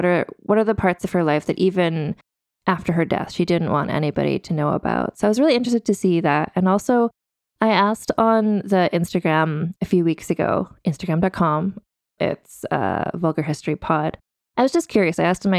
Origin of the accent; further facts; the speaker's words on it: Canada; as a Canadian person